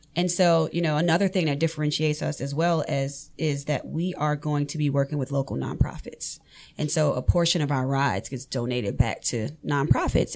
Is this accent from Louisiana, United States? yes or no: yes; New Orleans, Louisiana, United States; moved away as an adult; now in Forsyth County, Georgia, United States; I'm born and raised in New Orleans